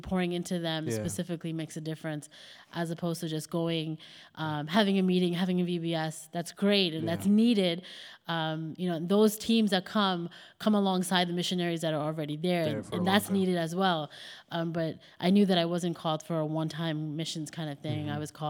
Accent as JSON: {"language": "English", "region": "New York", "country": "United States", "said": "because again, I'm a girl from New York, you know, like didn't go away for school, never lived away from home really."}